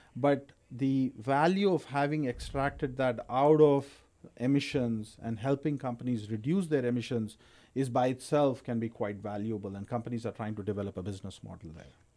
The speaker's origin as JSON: {"language": "English", "country": "India", "tie": "born or raised there", "also_born_or_lived": "Texas, United States", "moved": "as an adult", "lives_now": "United States", "said": "I'm originally from India. Grew up in India. Uh, came to the U.S. in 1998 uh, for my PhD"}